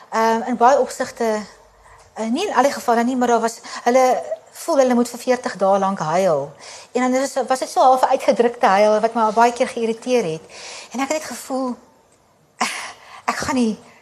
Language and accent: Afrikaans; South Africa; moved away as an adult; also born or lived in Kabul, Afghanistan; ons Afrikaners